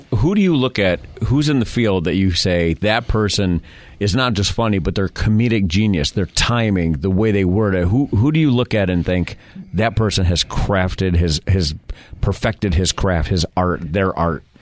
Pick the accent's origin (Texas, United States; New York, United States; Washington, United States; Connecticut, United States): New York, United States; Rochester; moved away; I'm from Rochester, New York